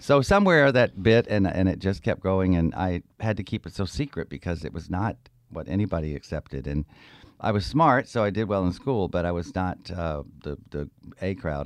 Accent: the South, United States; moved away as an adult; also born or lived in Georgia / South Carolina; now in San Francisco, United States; I was born in the South, uh, Georgia, South Carolina, and my parents were very Southern. We never moved above the Mason Dixon line

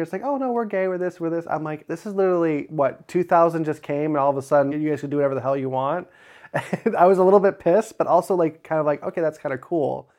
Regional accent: Crown Point, Indiana, United States; I grew up in Crown Point, Indiana, born and raised

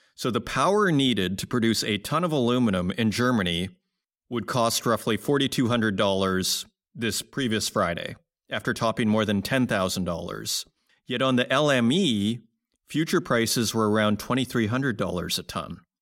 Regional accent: Saskatoon, Saskatchewan, Canada; Saskatoon, my hometown

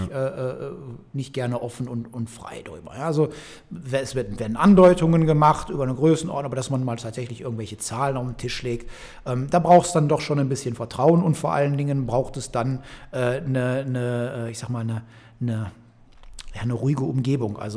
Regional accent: Velbert, North Rhine-Westphalia, Germany; Wir sitzen in Felbert. Ich bin in Felbert geboren, bin in Felbert zur Schule gegangen.

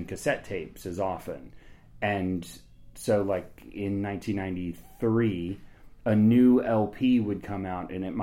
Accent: Topeka, Kansas, United States; also born or lived in Washington, D.C. / Chicago; now in Lawrence, United States; I'm from Topeka, Kansas

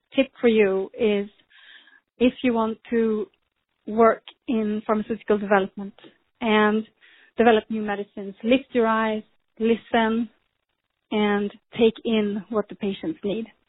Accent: Sweden; moved away as an adult; now in United States; I grew up in Sweden and I studied there

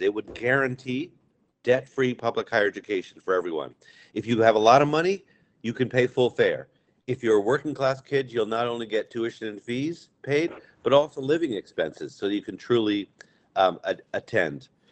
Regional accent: Amherst, Massachusetts, United States; I grew up in Amherst and watched the Fine Arts Center rise

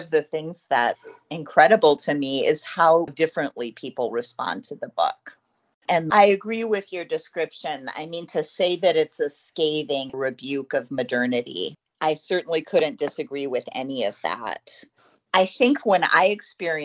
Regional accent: United States; being 50 years old and growing up in America

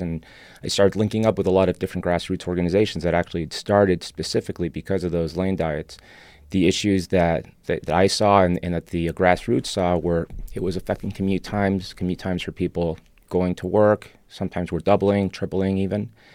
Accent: Buenos Aires, Argentina; first language Spanish; English is a second language; also born or lived in Europe / Chicago; now in Los Angeles, United States; I'm actually from Argentina, was born there. Uh, Spanish is my first language

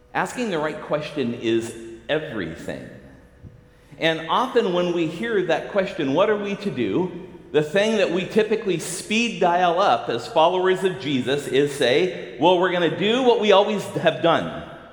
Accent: Southern California, United States; now in Seattle, United States; I grew up in Southern California in the 70s and 80s

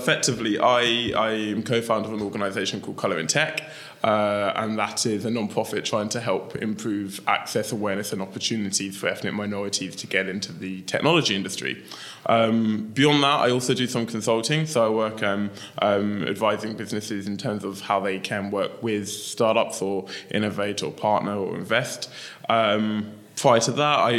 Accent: London, United Kingdom; I grew up in Lewisham in southeast London

